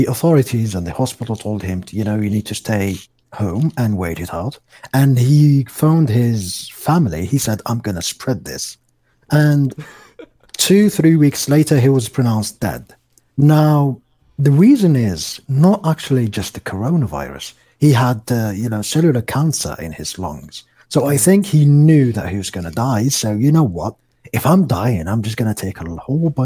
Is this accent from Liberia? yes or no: no; Algeria; my country here in Algeria